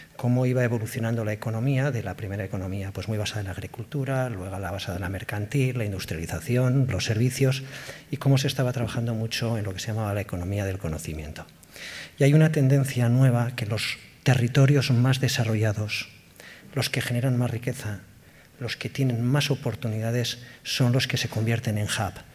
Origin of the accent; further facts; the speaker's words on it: Basque Country, Spain; somos vascos, somos vascas